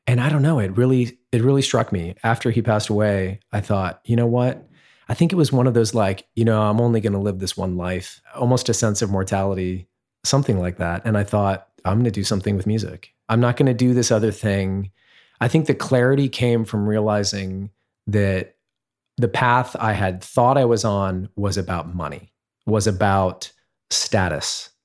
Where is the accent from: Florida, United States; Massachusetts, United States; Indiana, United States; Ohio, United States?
Ohio, United States; Centerville; moved away as an adult; also born or lived in Oberlin, Ohio / Los Angeles; I grew up in Ohio, actually. A little town called Centerville, which is outside Dayton, Ohio